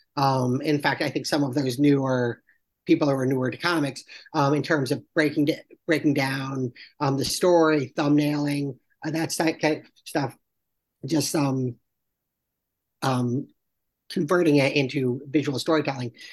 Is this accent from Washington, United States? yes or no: no; Salisbury, Connecticut, United States; moved away; I'm from Salisbury, Connecticut, which is the little town right next door